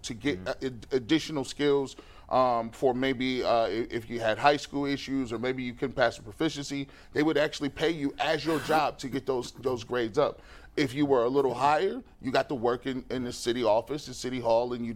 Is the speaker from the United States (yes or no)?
yes; Stark County, Ohio, United States; a program that I grew up on with in Stark County